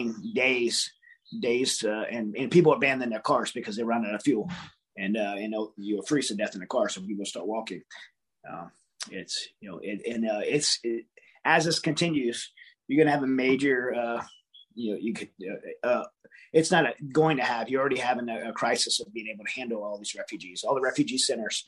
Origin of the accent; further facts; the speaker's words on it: United States; as an American